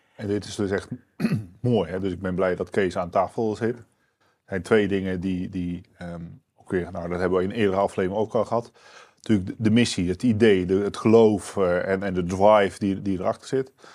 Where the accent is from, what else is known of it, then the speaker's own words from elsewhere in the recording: Netherlands; wij zijn als Nederlanders